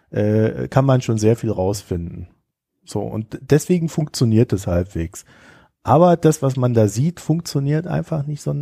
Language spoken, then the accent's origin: German; East Germany, Germany; ich komme sogar noch aus der DDR, ja. Also es wird einfach nicht besser.